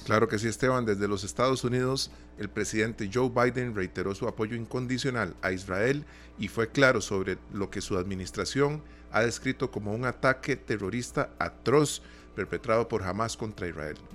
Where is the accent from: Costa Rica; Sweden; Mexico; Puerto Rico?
Costa Rica; nosotros también como costarricenses salimos a pasear